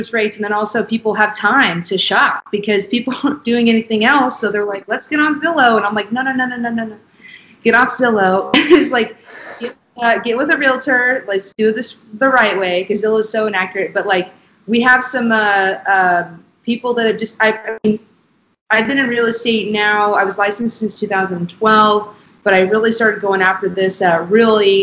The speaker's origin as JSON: {"language": "English", "town": "Kansas City", "region": "Missouri", "country": "United States", "tie": "born or raised there", "said": "if you were born and raised in Kansas City like us"}